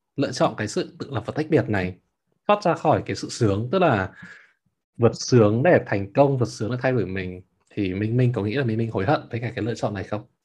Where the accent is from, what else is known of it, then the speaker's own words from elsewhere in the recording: Hanoi, Vietnam; moved away as an adult; now in Berlin, Germany; tớ từ bỏ cái việc mà tớ ở Hà Nội